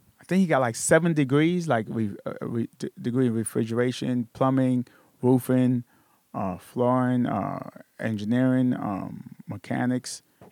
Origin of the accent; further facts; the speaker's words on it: New York City, New York, United States; I'm from Brooklyn, New York. You step out the house, you're in New York. You step in the house, you're in Haiti.